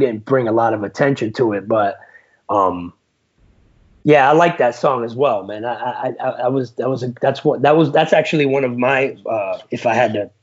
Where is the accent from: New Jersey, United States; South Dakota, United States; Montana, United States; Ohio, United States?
New Jersey, United States; Passaic; I was born in Passaic, New Jersey